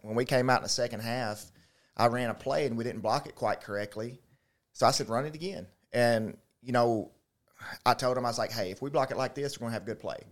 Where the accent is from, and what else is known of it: Little Rock, Arkansas, United States; born or raised there; also born or lived in Gillett, Arkansas / DeWitt, Arkansas